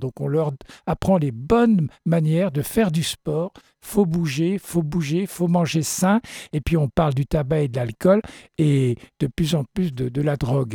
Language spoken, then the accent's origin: French; France; chez nous en France